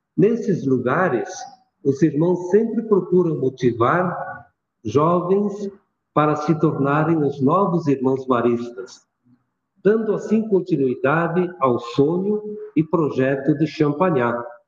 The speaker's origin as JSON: {"language": "Portuguese", "town": "Antônio Prado", "region": "Rio Grande do Sul", "country": "Brazil", "tie": "born or raised there", "also_born_or_lived": "Veranópolis / Garibaldi / Porto Alegre / Bom Princípio", "lives_now": "Passo Fundo, Brazil", "said": "Eu sou natural da Serra Gaúcha, município de Antônio Prado. E até os 16 anos vivi no interior."}